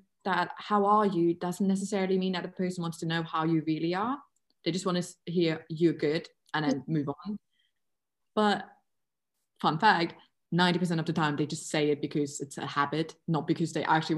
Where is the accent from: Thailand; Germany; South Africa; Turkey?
Germany; English is a second language; I am German